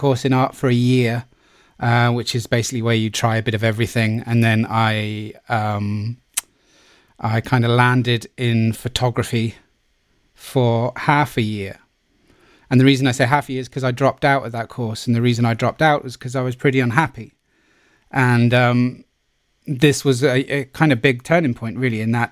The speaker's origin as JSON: {"language": "English", "town": "Plymouth", "region": "South West England", "country": "United Kingdom", "said": "I was from Plymouth and people from Plymouth don't do those things"}